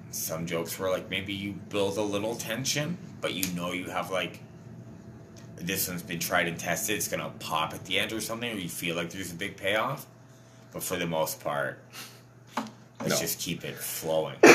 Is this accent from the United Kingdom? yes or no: yes; London, United Kingdom; Like London, you know, like mid-sized working class cities